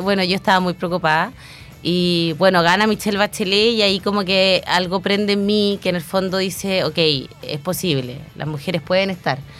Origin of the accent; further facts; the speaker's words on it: Chillán, Ñuble, Chile; also born or lived in Santiago (Ñuñoa); nos vinimos acá a Chillán y en Chillán estudié la enseñanza básica, la enseñanza media